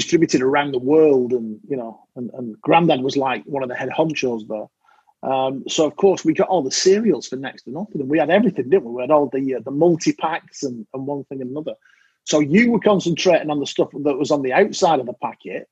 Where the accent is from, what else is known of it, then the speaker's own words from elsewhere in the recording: United Kingdom; I'm British